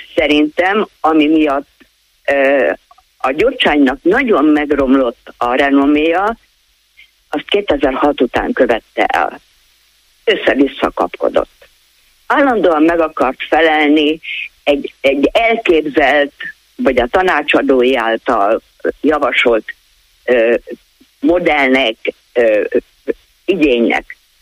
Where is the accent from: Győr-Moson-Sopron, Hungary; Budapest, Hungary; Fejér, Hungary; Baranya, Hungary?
Budapest, Hungary; moved away; also born or lived in Komárom-Esztergom County (smallest county); én egyébként Budapesten születtem, és onnan költöztem ide.